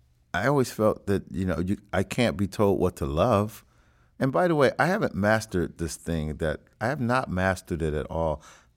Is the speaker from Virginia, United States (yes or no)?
no; Cincinnati, Ohio, United States; Growing up listening to music, I grew up in Cincinnati, and I listened to everything I loved